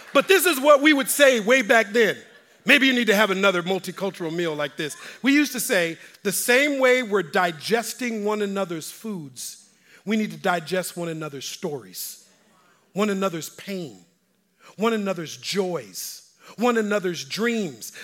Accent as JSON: {"language": "English", "town": "Minneapolis", "region": "Minnesota", "country": "United States", "tie": "born or raised there", "said": "I'm from Minneapolis. I graduated from North High School"}